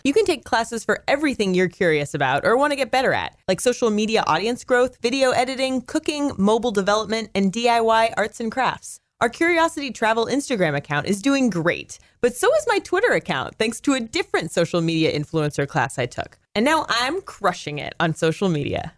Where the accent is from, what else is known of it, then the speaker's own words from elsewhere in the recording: California, United States; now in Chicago, United States; I grew up in California, so I experienced earthquakes all the time